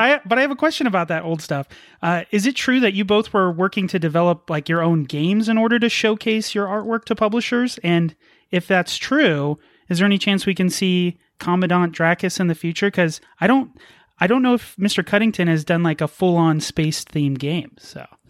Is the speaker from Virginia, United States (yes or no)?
no; Las Vegas, Nevada, United States; We're from Las Vegas